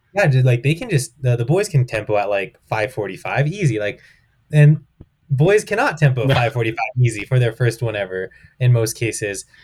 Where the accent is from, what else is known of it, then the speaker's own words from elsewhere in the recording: outside of Albuquerque, New Mexico, United States; my hometown outside of Albuquerque